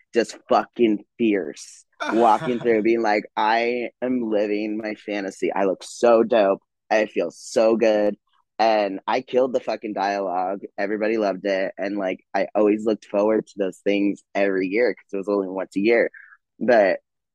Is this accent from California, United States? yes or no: yes; Chino, California, United States; also born or lived in Montclair, California; I was born in Montclair, California, raised in Chino, California, the hood, off of Fifth Street and Riverside